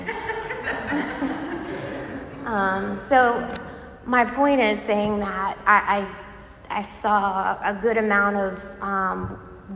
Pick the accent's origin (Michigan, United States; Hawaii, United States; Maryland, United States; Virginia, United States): Virginia, United States; Virginia Beach; moved away as an adult; now in Raleigh, United States; I was born in Virginia Beach. I lived there for 20 years